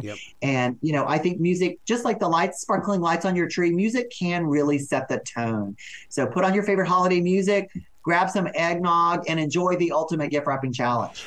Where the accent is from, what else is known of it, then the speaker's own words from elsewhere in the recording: Texas, United States; I'm from Texas.